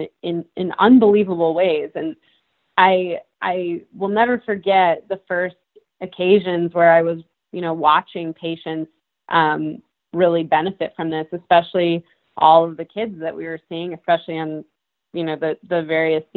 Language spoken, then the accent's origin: English; Massachusetts, United States; I grew up in Massachusetts